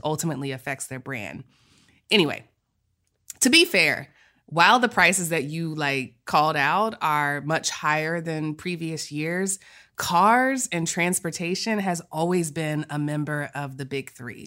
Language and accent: English; Texas, United States; we're from Texas